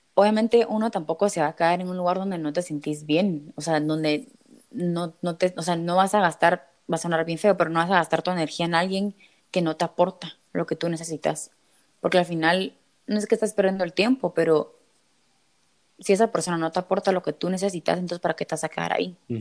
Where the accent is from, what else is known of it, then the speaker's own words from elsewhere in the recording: Guatemala; moved away as an adult; also born or lived in Spain; todas somos de Guate